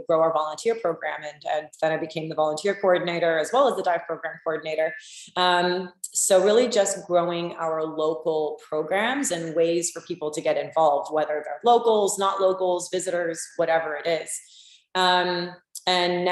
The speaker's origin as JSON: {"language": "English", "region": "South Florida", "country": "United States", "tie": "born or raised there", "said": "I grew up in the South Florida area"}